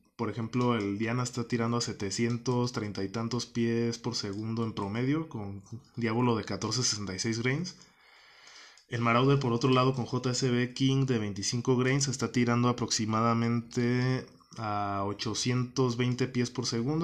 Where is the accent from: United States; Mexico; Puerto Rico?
Mexico; Guanajuato; moved away as an adult; regreso a mi, a mi tierra natal acá en Guanajuato